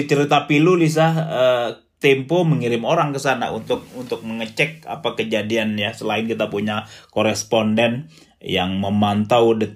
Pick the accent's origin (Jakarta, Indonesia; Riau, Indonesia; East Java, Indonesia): Riau, Indonesia; saya besar di Riau, hmm. kemudian dekat dengan Kepulauan Riau